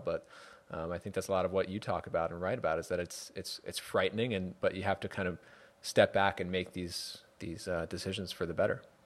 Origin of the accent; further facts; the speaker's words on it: New York, United States; now in Connecticut, United States; I live in Connecticut now, and and I grew up in New York